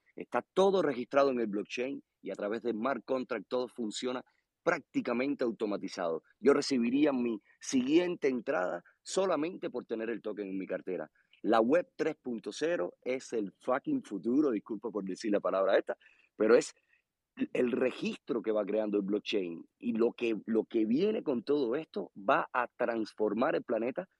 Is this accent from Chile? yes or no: no; Cuba; soy de Cuba